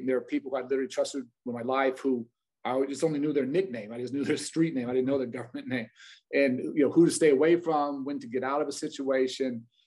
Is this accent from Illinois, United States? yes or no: yes; Chicago, Illinois, United States; we grew up in Hyde Park, literally on the campus of the University of Chicago